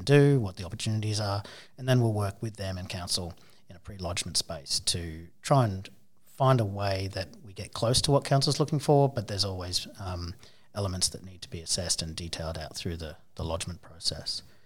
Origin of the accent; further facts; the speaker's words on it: Townsville, Queensland, Australia; I grew up in Townsville